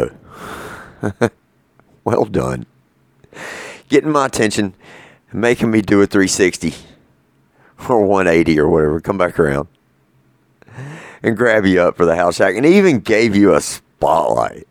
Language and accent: English; North Carolina, United States; I'm from North Carolina.